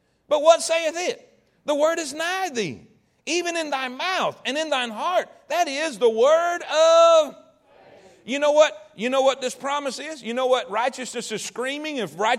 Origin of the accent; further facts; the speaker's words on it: the South, United States; Because I'm in the South. And I grew up in the Bible Belt. And my granny and Paw Paw went to church.